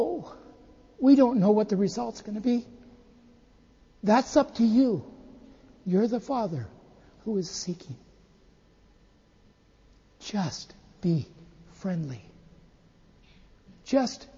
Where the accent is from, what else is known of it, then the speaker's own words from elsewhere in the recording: United States; now in Japan; we're from the United States.